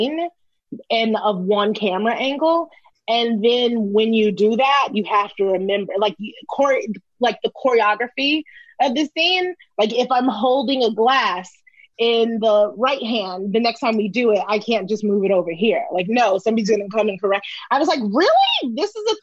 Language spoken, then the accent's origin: English; New York City, New York, United States; I was a little black round girl from Brooklyn.